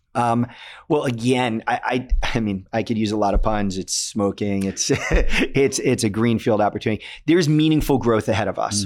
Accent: Connecticut, United States; my home state of Connecticut

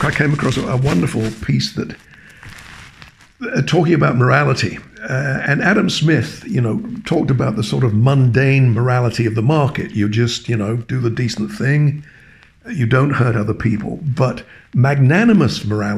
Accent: England, United Kingdom; moved away as an adult; also born or lived in Cambridge; now in Toronto, Canada; I was born and educated in England

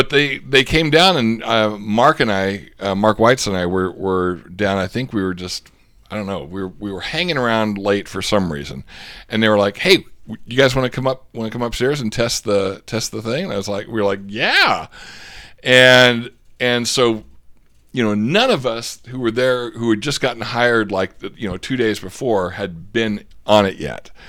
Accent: Australia; accent: Australian; And by the way, the only person who's allowed to give me a rashing over my Australian accent, Aussie Matt

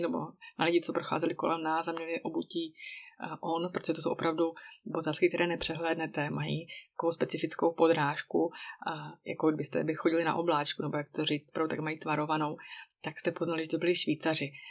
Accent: Czechia; moved away as an adult; now in Switzerland; oblast, odkud pocházím, tedy Bílé Karpaty

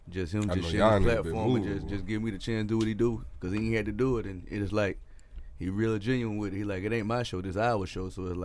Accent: Wetumpka, Alabama, United States; moved away as an adult; now in Dallas, United States; I'm originally from Wetumpka, Alabama, the outskirts of Montgomery. But I moved to Dallas, Texas, 8 years ago.

